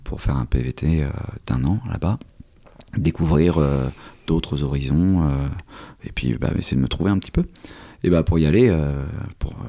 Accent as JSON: {"language": "French", "region": "Normandy", "country": "France", "tie": "born or raised there", "also_born_or_lived": "Canada / South Africa", "said": "Je suis né en Normandie, on, avait, on était à la campagne"}